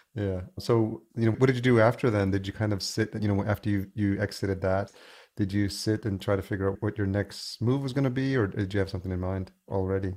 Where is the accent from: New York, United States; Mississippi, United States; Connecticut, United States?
New York, United States; moved away as an adult; also born or lived in Los Angeles, California; now in Minneapolis, United States; I grew up in New York